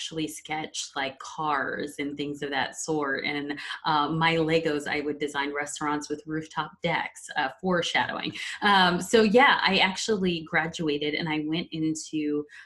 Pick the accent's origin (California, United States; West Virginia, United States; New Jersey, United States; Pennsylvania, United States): New Jersey, United States; Verona; I'm originally from a small town called Verona, New Jersey